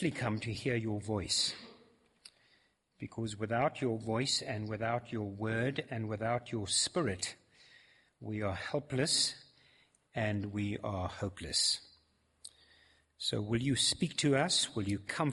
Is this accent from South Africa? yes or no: yes; South Africa; I'm also not a foreigner. I'm a South African